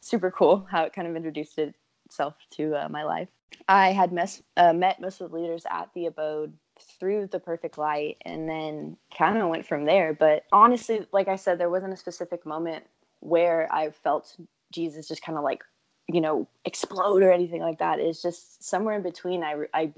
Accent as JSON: {"language": "English", "town": "Spring", "region": "Texas", "country": "United States", "moved": "as an adult", "lives_now": "Dallas, United States", "said": "I'm originally from Houston. I hail from Spring."}